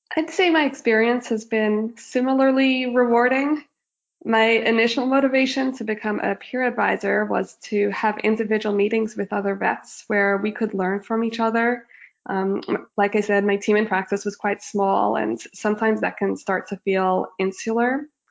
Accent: Australia; moved away as an adult; also born or lived in Sydney, Australia; now in Toronto, Canada; I grew up in Australia

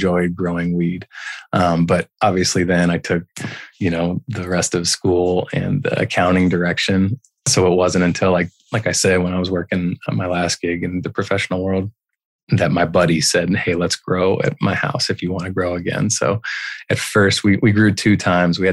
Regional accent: Denver, Colorado, United States; also born or lived in Texas / Boulder, Colorado; I was born in Denver, and my dad moved to Texas, and that was when I was starting seventh grade

